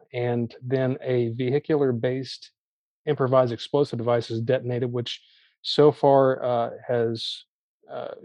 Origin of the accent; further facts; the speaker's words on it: Arkansas, United States; now in Colorado, United States; I'm from Arkansas, born and raised